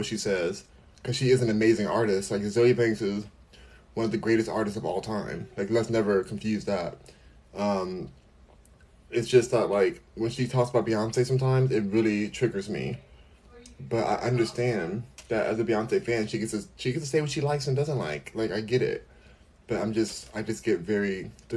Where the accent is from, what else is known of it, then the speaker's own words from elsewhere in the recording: United States; I'm American